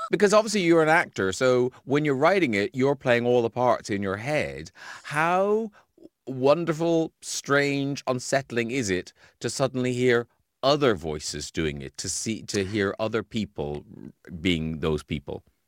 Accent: Ireland; moved away; when I was a kid growing up in Ireland

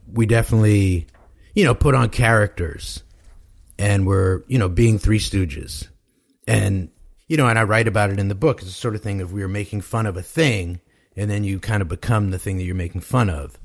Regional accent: New York City, New York, United States; moved away as an adult; now in Los Angeles, United States; Born and raised in Manhattan.

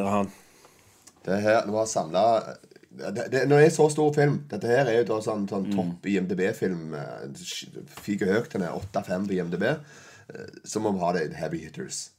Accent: Sandnes, Rogaland, Norway; det gamle huset jeg vokste opp på Austrått i Sandnes

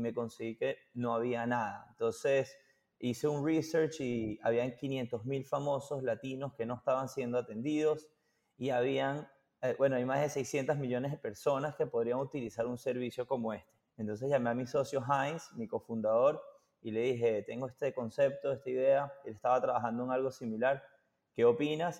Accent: Venezuela; moved away; also born or lived in Boston; nosotros somos de Venezuela

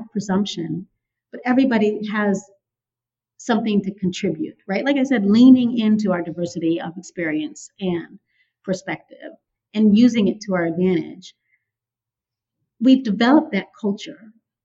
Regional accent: San Francisco, California, United States; I grew up in San Francisco

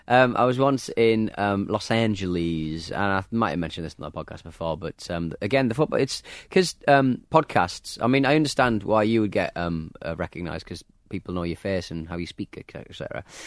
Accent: Hartlepool, North East England, United Kingdom; I'm not a Jordi, I'm actually from Hartlepool. I'm actually a monkey hanger

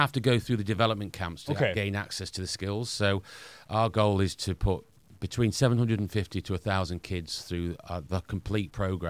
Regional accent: Northern England, United Kingdom; accent: Northern; We're Northerners, as you can probably tell by my accent.

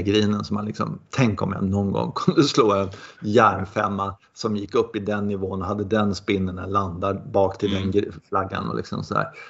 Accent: Sweden; man är ju så blind som svensk

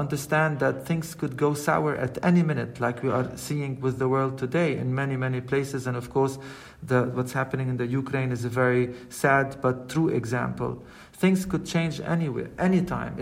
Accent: Lebanon; I mean, I'm born in Lebanon. I'm from Lebanon

